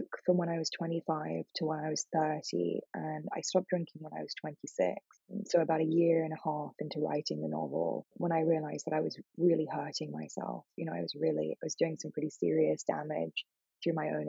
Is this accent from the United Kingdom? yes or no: yes; England, United Kingdom; also born or lived in New York; now in Los Angeles, United States; I grew up in England, which is a very non-religious country now